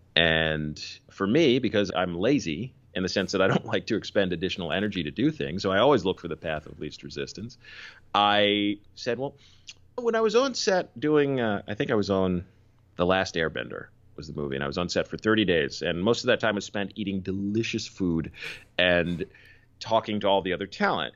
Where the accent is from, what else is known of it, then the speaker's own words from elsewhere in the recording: Philadelphia, Pennsylvania, United States; moved away; also born or lived in New York; I grew up in Philly.